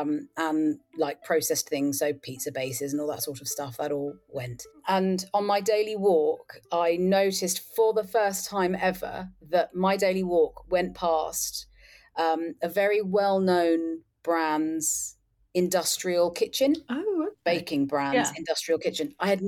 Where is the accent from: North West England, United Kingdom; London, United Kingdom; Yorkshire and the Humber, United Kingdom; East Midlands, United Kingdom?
London, United Kingdom; But I did grow up with it in the culture I was raised in, which is Britain. I'm born and raised in London.